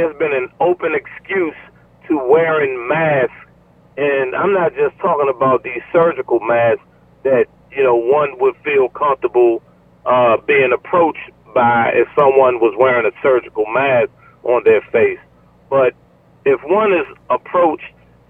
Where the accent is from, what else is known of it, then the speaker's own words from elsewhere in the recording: Lanham, Maryland, United States; also born or lived in Laurel, Maryland; I'm a graduate from Duval High School